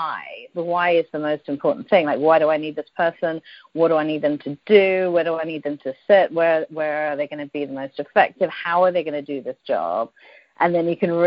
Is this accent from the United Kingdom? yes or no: yes; United Kingdom; moved away as an adult; also born or lived in London / Dubai / Singapore; now in Silicon Valley, United States; I'm British originally, as you might tell by the accent.